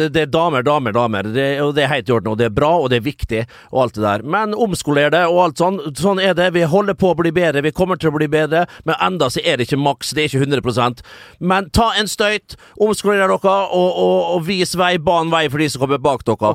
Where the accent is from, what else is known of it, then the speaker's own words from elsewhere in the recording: Vestnes, Møre og Romsdal, Norway; moved away; also born or lived in Kristiansand; som vi sier hjemme på Vestnes